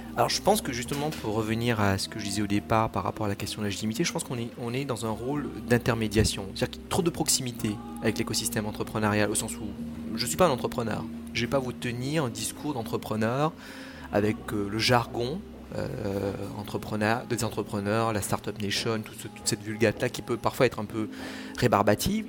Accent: Mauritius; now in Toulouse, France; dans mon pays d'origine, euh, l'île Maurice

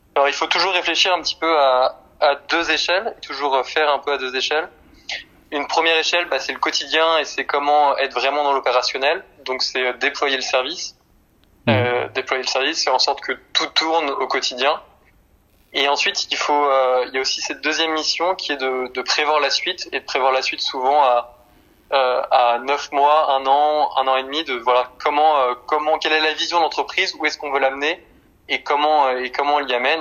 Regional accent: Nantes, Pays de la Loire, France; Je suis nantais

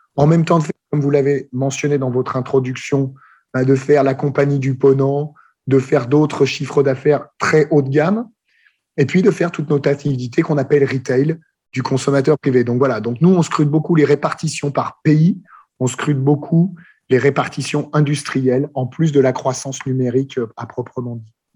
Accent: France; accent: French; J'ai gardé un bon accent français, mais j'ai pas mal voyagé

